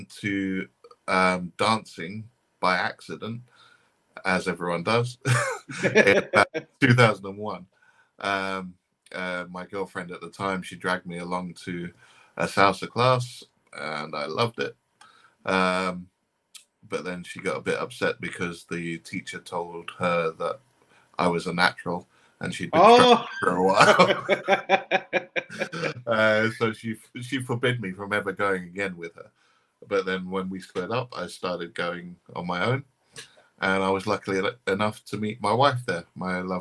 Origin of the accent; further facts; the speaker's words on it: London, United Kingdom; from London in the UK